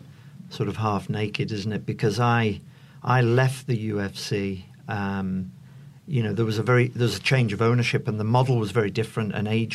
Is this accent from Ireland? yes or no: yes; Ireland; Not to bring, being an Irishman